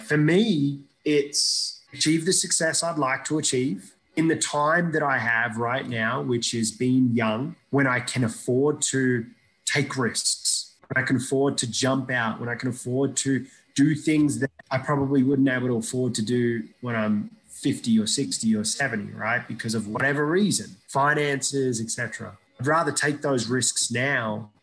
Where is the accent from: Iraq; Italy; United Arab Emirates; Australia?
Iraq; born or raised there; moved away